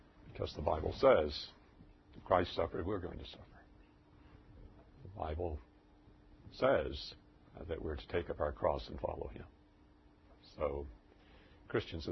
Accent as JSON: {"language": "English", "country": "United States", "said": "as an American, even though I was a minister."}